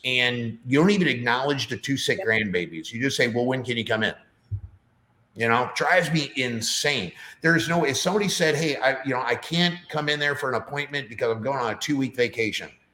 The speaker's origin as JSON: {"language": "English", "town": "St. Louis", "region": "Missouri", "country": "United States", "tie": "born or raised there", "moved": "as an adult", "lives_now": "Nashville, United States", "said": "I don't want to leave St. Louis. I love, you know, it's just my my hometown."}